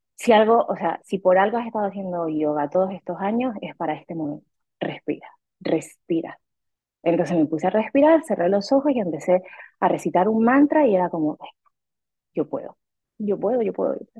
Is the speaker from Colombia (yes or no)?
no; Canary Islands, Spain; moved away as an adult; also born or lived in Mexico City, Mexico; now in Rome, Italy; Soy canaria española Em, pero viví siete años en México, en Ciudad de México, y ahora estoy viviendo desde hace un año y medio en Italia, en Roma